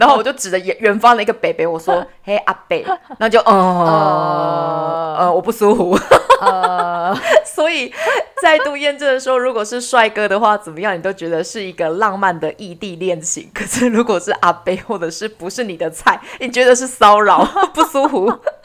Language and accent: Chinese; Taiwan; 我们台湾人如果买房子的时候都不喜欢买老房子